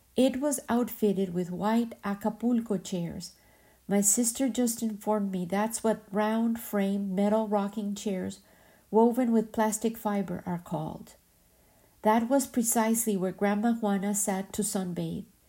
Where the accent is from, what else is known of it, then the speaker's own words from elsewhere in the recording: Medellín, Antioquia, Colombia; moved away; my hometown, Medellin